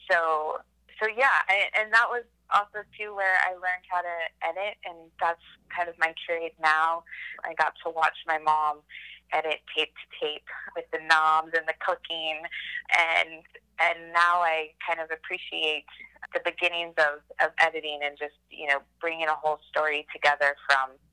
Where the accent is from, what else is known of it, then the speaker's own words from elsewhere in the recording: Austin, Texas, United States; also born or lived in San Antonio, Texas / New York City; Well, I grew up in Texas, was born in San Antonio. Uh, we moved to Austin when I was a baby, and I was raised here my whole life.